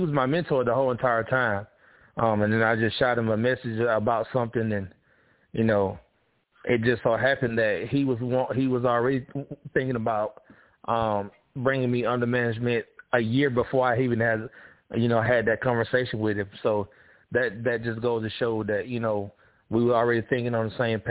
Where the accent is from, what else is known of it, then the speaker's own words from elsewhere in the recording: South Georgia, United States; I'm from South Georgia and I'm close to the Florida line